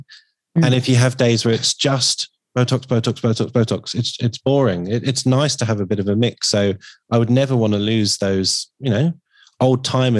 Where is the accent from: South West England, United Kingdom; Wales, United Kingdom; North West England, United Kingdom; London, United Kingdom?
London, United Kingdom; Harrow; I was born in Harrow.